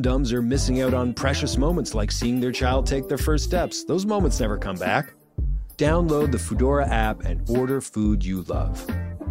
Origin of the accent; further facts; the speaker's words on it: Toronto, Ontario, Canada; I'm from North York